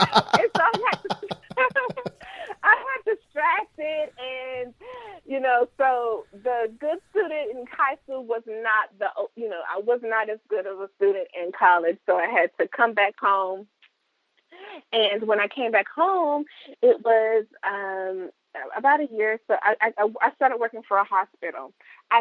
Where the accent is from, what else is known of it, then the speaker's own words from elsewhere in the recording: Chadbourn, North Carolina, United States; moved away as an adult; also born or lived in Raleigh, North Carolina; now in Texas, United States; I'm from Chapman, North Carolina.